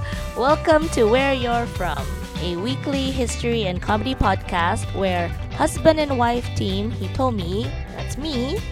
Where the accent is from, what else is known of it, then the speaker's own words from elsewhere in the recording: Cebu City, Central Visayas, Philippines; now in Japan; I grew up in the Philippines in sunny Cebu.